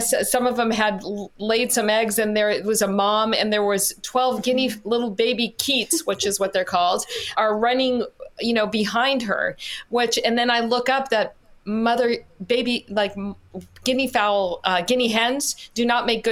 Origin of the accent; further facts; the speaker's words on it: Los Angeles, California, United States; moved away; I grew up in Los Angeles